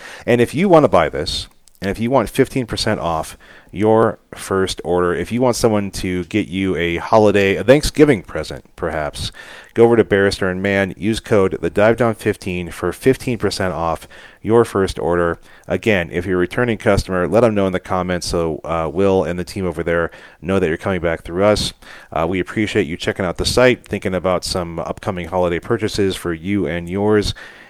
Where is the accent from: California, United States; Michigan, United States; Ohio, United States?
Ohio, United States; Cleveland; He's a year and a half younger than me, mm-hmm. and we grew up in Cleveland, of course.